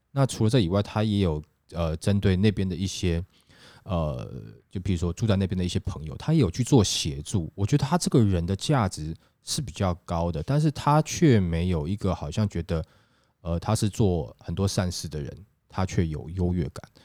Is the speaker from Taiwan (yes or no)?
yes; Taiwan; 我们都是台湾人